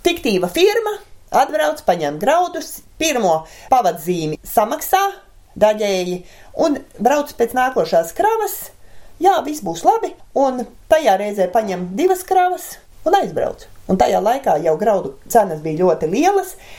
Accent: Liepupe Parish, Limbaži Municipality, Latvia; Es esmu dzimusi, augusi tepatās Gigantos, šoseis malā.

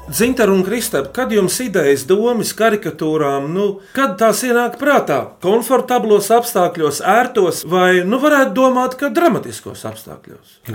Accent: Riga, Latvia

